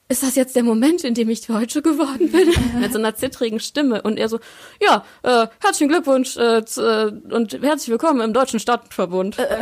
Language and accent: German; Ukraine; now in Germany